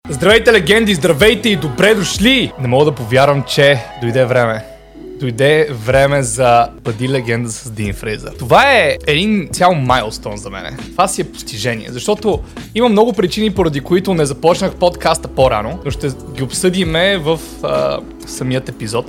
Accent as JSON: {"language": "Bulgarian", "town": "Sofia", "region": "Sofia City", "country": "Bulgaria", "tie": "born or raised there", "also_born_or_lived": "Montana, Bulgaria", "said": "аз съм от град Монтана, там съм роден, но не съм израснал там, израснал съм в София, но всяко лято си бягах в Монтана"}